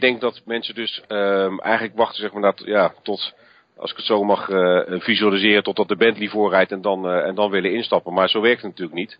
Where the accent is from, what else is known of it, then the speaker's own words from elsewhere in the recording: Netherlands; wij Nederlanders natuurlijk een, een andere cultuur hebben